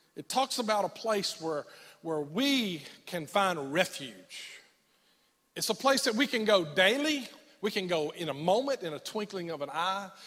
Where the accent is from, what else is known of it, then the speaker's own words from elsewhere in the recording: United States; as an American young boy in the middle of the war